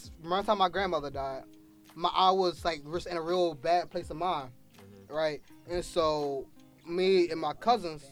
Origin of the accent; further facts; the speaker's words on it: York County, Pennsylvania, United States; now in Philadelphia, United States; I went to high school down in York County, Pennsylvania